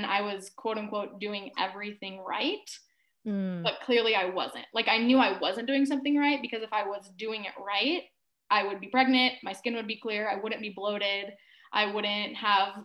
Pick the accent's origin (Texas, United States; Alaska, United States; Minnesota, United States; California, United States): Alaska, United States; moved away as an adult; also born or lived in Kauai; when I was 18, I moved to Kauai from Alaska